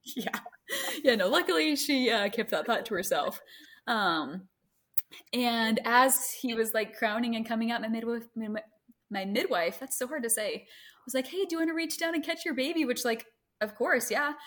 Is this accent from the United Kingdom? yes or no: no; Greenville, United States; moved away; I grew up in Greenville